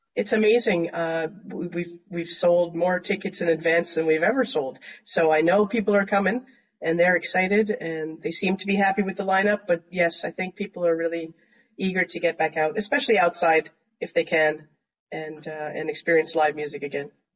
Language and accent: English; Canada; also born or lived in United States; I'm from Canada, been in the states